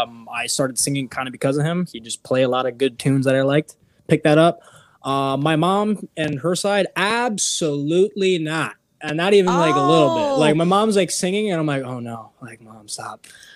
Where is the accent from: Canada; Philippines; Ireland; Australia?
Philippines; I just say I'm full Filipino.